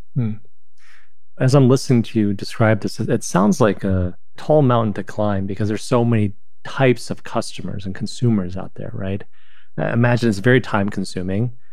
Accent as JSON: {"language": "English", "country": "China", "tie": "born or raised there", "moved": "yes", "lives_now": "United States", "said": "growing up in China and coming here"}